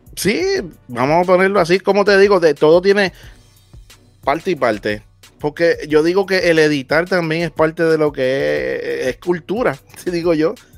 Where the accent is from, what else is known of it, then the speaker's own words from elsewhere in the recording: Naguabo, Puerto Rico; donde yo soy de Naguabo